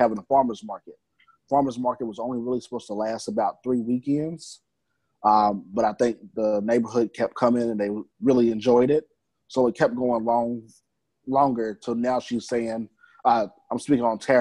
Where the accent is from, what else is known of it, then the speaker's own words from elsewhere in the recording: Louisville, Kentucky, United States; I'm from Louisville. Grew up in the Newburgh area